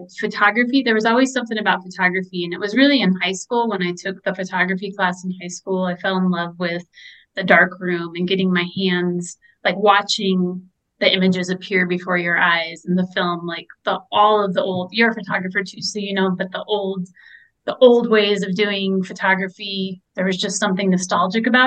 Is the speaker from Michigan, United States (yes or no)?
no; Colorado Springs, Colorado, United States; also born or lived in Rochester, New York; growing up in Colorado Springs, leaving all my friends and family